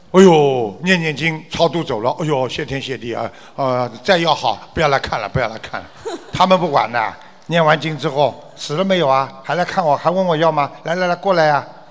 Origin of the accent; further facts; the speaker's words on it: China; 我们 哦 中国人讲起来说家里拜那种家仙的。